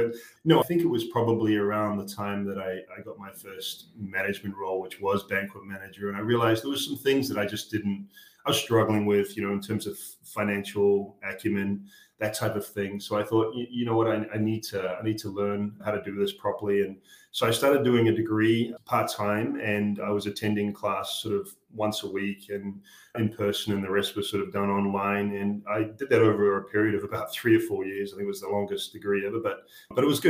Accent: New Zealand; we grew up in really small town New Zealand.

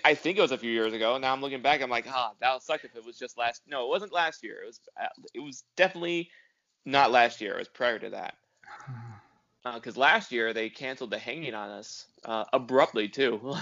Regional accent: California, United States; I'm Californian

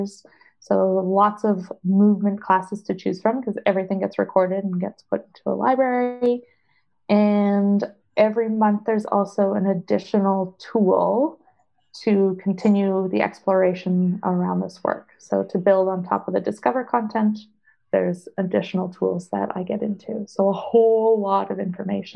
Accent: Canada; I am Canadian and I do everything in Canadian dollars

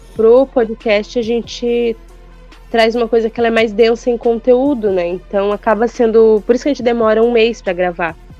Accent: Brazil

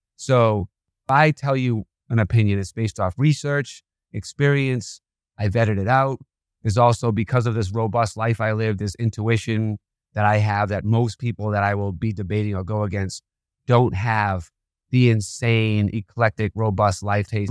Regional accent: Boston, Massachusetts, United States; I was a criminal growing up in Boston in my teenage years

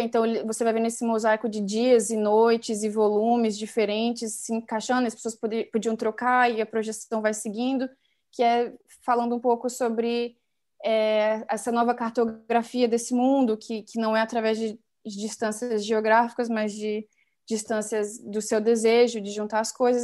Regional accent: Brasília, Federal District, Brazil; eu nasci e cresci em Brasília

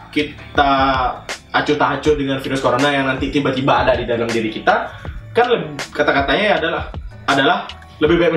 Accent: Bali, Indonesia; Saya juga sebagai orang Bali sedikit gimana ya berpikir, wih

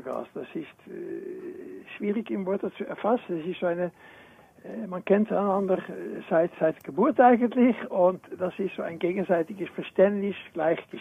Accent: Netherlands; German is a second language; now in Switzerland; ich bin Niederländer. Jawohl. Und bin schon lange in der Schweiz, also kannst ruhig Dialekt reden, aber ich rede lieber Schriftdeutsch.

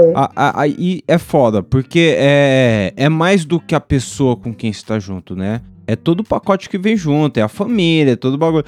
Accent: Brazil; eu cresci no JB

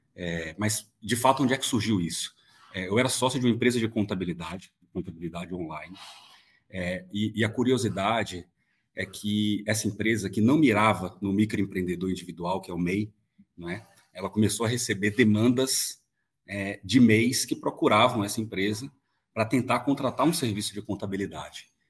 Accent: Bahia, Brazil; moved away; eu vim da Bahia originalmente, é, minha família vem de uma cidade muito pequena, muito pobre no interior

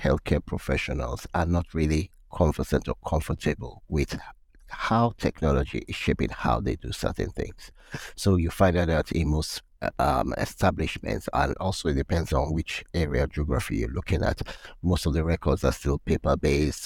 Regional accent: Nigeria; moved away; also born or lived in United Kingdom / South Africa / Netherlands; work in Nigeria, my home country

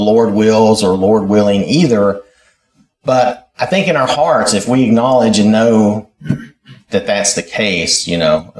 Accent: United States; when I was growing up in Wilkes County.

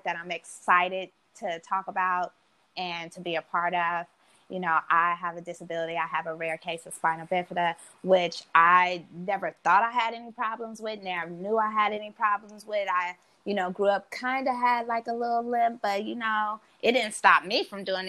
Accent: Oakland, California, United States; we're both from Oakland

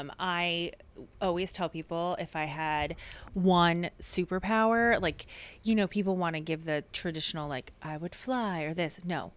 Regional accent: New Jersey, United States; moved away as an adult; now in Tempe, United States; I am 20 years here in the Valley, but born and raised in New Jersey.

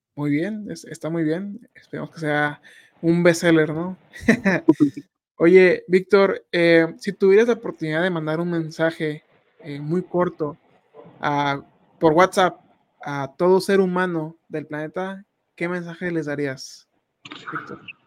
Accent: Tijuana, Baja California, Mexico; Yo soy de allá, Tijuana

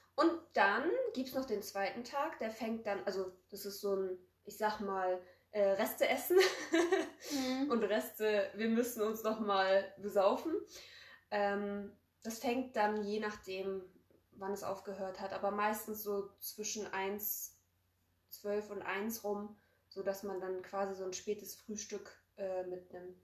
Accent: Poland; now in Germany; wir kommen aus Polen

